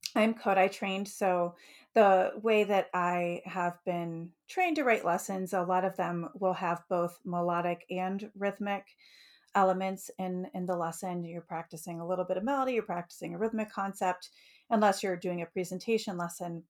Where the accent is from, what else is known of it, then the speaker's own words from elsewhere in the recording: Detroit, Michigan, United States; moved away as an adult; also born or lived in Utica, Michigan / Lancaster, Ohio / Olentangy, Ohio; now in Ohio, United States; I grew up in Metro Detroit in Michigan